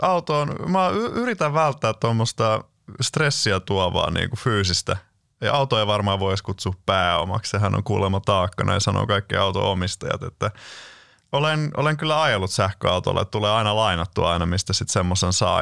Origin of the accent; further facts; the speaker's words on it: Lahti, Päijänne Tavastia, Finland; olen Lahdesta kotosin